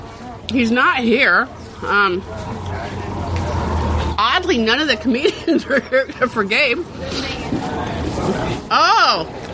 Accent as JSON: {"language": "English", "country": "Sweden", "said": "I'm from Sweden."}